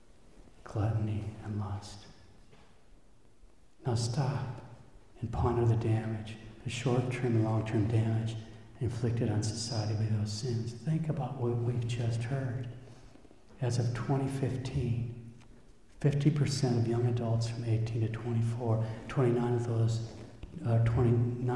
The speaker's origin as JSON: {"language": "English", "country": "United States", "said": "we as an American people"}